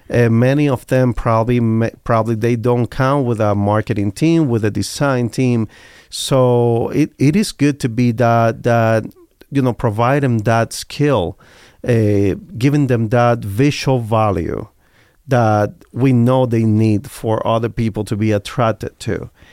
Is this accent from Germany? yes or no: no; Cuba; English is a second language; now in Las Vegas, United States; I came, I come from Cuba